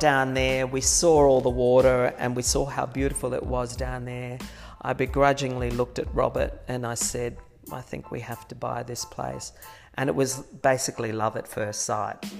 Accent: Brisbane, Queensland, Australia; also born or lived in Ipswich, Queensland; we moved to Brisbane when I was three, so for all intents and purposes, I I grew up yeah. in Brisbane

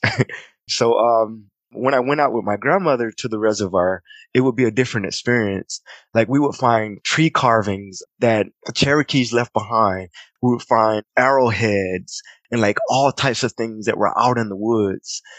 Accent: Clinton, South Carolina, United States; moved away; also born or lived in Columbia / Charleston / Virginia / Washington, D.C.; growing up in Clinton

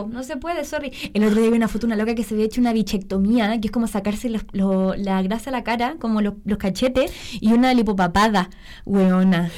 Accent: Iquique, Tarapacá, Chile; now in Santiago, Chile; no nací en Iquique, pero me criaron allá.

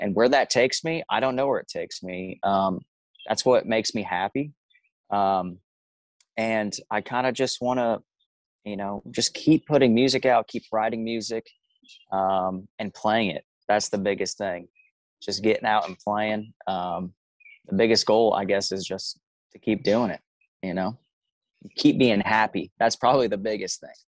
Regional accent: Omaha, Nebraska, United States; moved away; There's a little suburb called Millard, and um, born and raised there

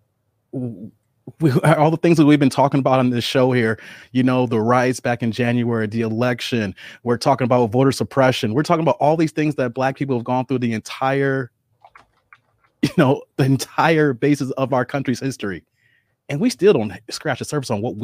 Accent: Bolingbrook, Illinois, United States; I grew up in Bolingbrook.

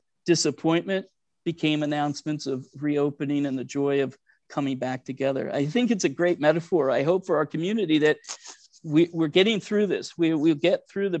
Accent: Cincinnati, Ohio, United States; I grew up in Cincinnati. My rabbi, Rabbi Goldfeder of blessed memory, told my parents in my bar mitzvah

